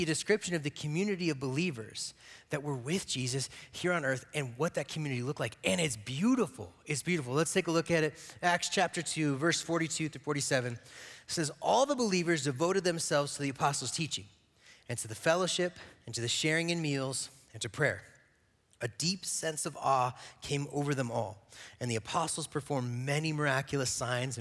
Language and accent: English; Gypsum, Colorado, United States; also born or lived in Eagle, Colorado; I grew up in Eagle and Gypsum.